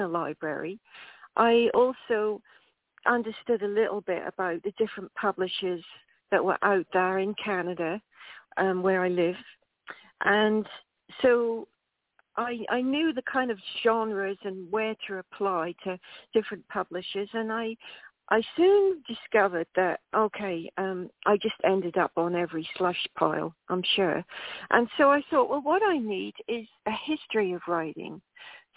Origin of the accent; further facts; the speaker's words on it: England, United Kingdom; moved away as an adult; I emigrated from England when I was 18.